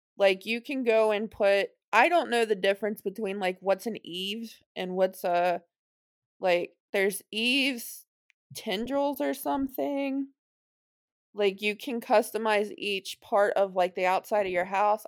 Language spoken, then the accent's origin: English; Cincinnati, Ohio, United States; I'm from Cincinnati